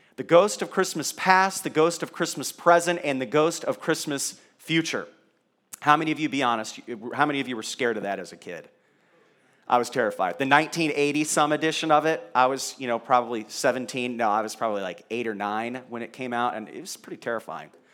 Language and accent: English; Kentucky, United States; I was born in Kentucky